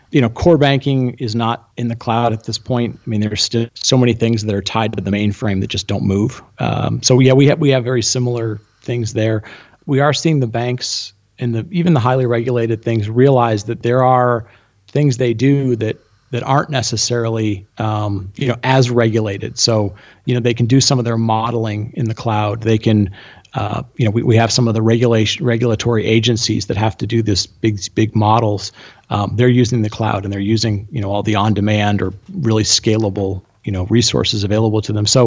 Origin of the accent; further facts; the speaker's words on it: Argentina; born there; Oh, I was born in Argentina.